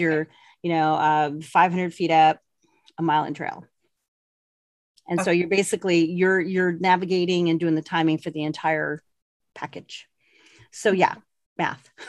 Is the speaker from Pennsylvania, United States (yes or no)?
no; Colorado, United States; moved away as an adult; also born or lived in El Paso, Texas; I grew up in Colorado